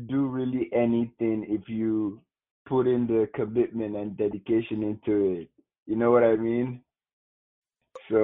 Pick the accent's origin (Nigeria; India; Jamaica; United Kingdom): Nigeria; moved away as an adult; now in United States; I was born and brought up in Nigeria, went to school, high school in Nigeria